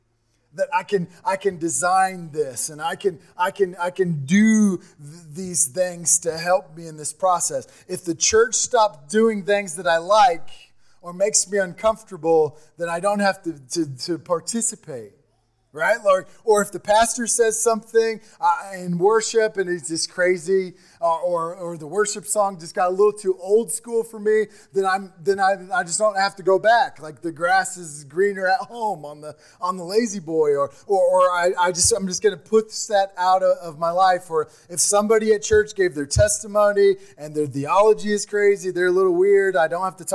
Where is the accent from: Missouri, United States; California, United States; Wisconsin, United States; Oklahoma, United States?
Missouri, United States; Remember, we talk about we came from Missouri, a town of 380 people.